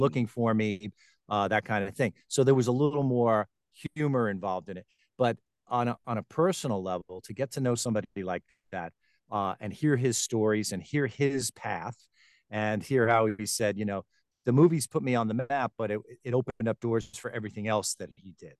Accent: Garden City, New York, United States; moved away as an adult; also born or lived in Tampa Bay, Florida; now in Florida, United States; I was born and raised in Long Island, New York, Garden City, Long Island, to be specific

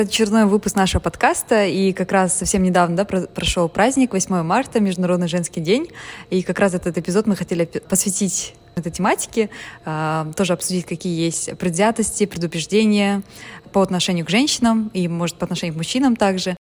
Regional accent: Almaty, Kazakhstan; now in London, United Kingdom; Я родом из Алматы, но сейчас живу и работаю в Лондоне в компании Bloomberg

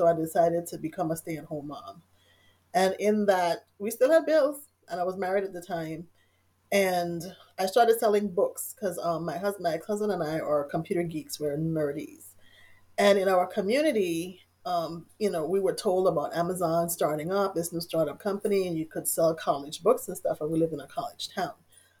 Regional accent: U.S. Virgin Islands; I'm originally from the Virgin Islands.

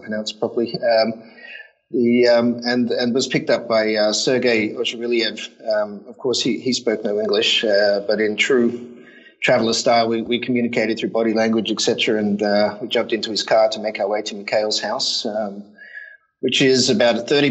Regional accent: Brisbane, Queensland, Australia; moved away as an adult; also born or lived in London; now in Tokyo, Japan; I grew up in Australia. I'm Australian, and Brisbane most of my life. Well, maybe about half of my life.

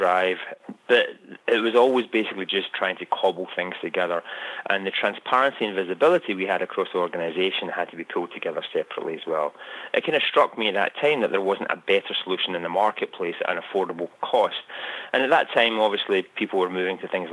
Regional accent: Scotland, United Kingdom; moved away as an adult; now in United States; you can tell from my accent, I'm originally from Scotland, although I've lived in the US for close to 20 years

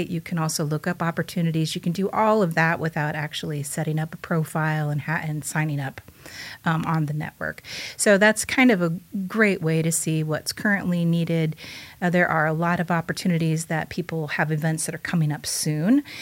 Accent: Bloomington, United States; I'm initially from Bloomington, lived here for a very long time, but then I've lived all around different different states.

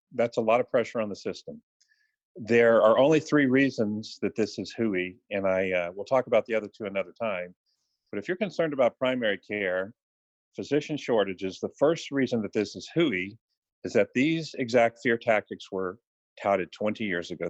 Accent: Houston, Texas, United States; I'm from Houston, so DeBakey and Cooley are sort of uh, religious icons in this town.

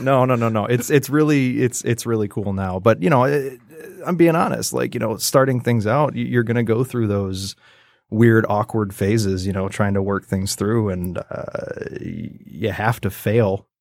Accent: Roscommon, Michigan, United States; I was born up in a little tiny town called Roscommon, graduated with, like, a hundred and five people or whatever

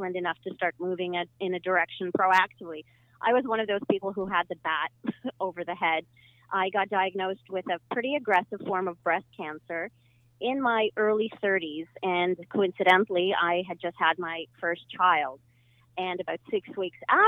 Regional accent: Ukraine; now in Canada; I was born in Ukraine

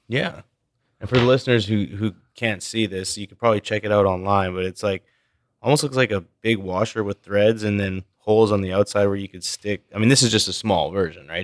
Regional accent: Canada; a Canadian like myself

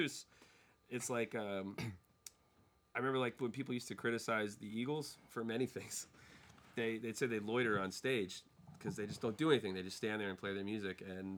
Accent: Ireland; As an Irish person, it's incredibly insulting.

